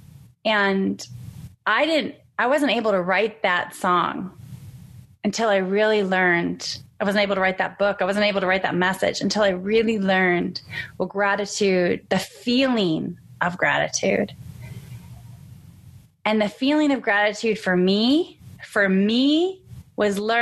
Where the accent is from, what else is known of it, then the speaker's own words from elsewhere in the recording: San Diego, California, United States; I'm from San Diego